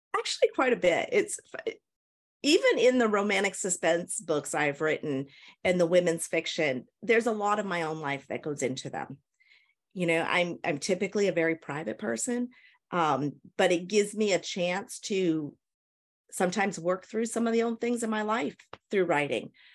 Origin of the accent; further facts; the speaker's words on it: New Hampshire, United States; moved away as an adult; now in Tennessee, United States; I'm originally from New Hampshire in the United States, um, moved to Tennessee probably about seven years ago